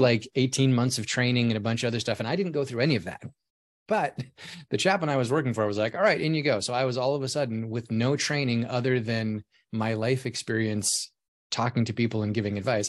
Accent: Alaska, United States; moved away as an adult; I grew up in Alaska, so it was cold and snowy all the time

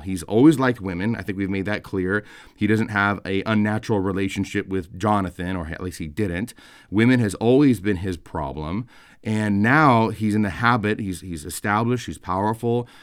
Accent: California, United States; now in Kentucky, United States; I grew up in California

